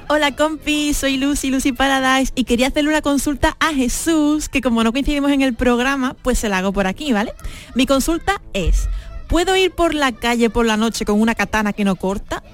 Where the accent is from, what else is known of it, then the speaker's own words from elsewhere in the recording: Castilleja de la Cuesta, Andalusia, Spain; yo soy de Castilleja y tengo muchos amigos en Gines